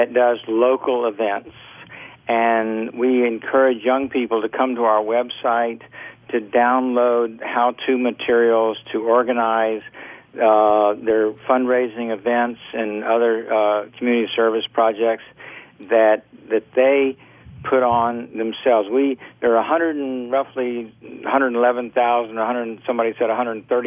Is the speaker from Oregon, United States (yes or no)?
no; Orlando, Florida, United States; I grew up in Orlando.